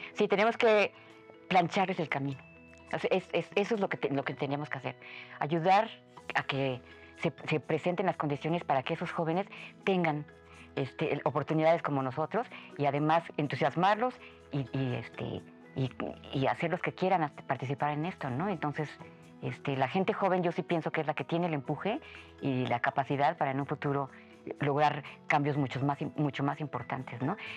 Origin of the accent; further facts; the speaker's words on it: Mexico; somos muchos menos en México